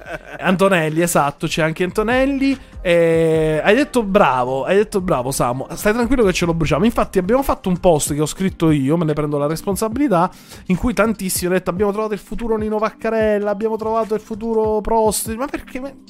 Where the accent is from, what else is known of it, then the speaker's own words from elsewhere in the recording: Sicily, Italy; io e Gaspare siamo siciliani